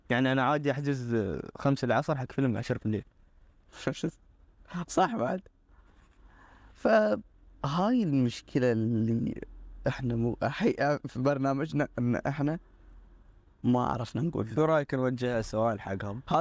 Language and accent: Arabic; United Arab Emirates; كريت الافلام عندنا في الامارات